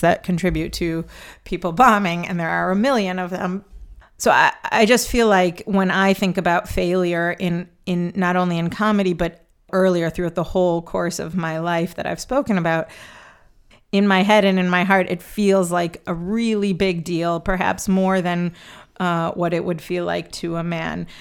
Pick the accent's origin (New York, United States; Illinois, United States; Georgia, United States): Illinois, United States; Chicago; moved away; born and raised in Chicago, although I don't live there anymore